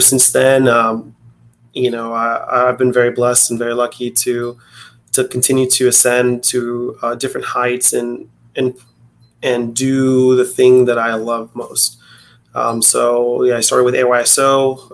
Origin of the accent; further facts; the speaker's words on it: Tucson, Arizona, United States; I'm from Tucson, Arizona